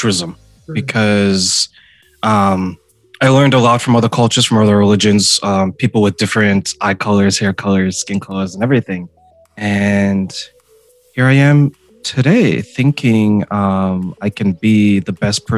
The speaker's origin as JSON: {"language": "English", "region": "Ontario", "country": "Canada", "tie": "born or raised there", "also_born_or_lived": "Montreal, Quebec, Canada", "said": "I was born in Montreal, Quebec, Canada, and then we were reunited in Ontario"}